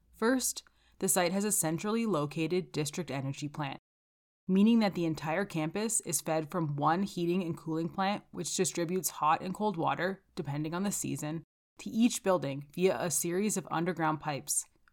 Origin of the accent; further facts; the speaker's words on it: Calgary, Alberta, Canada; I'm from Calgary, Alberta.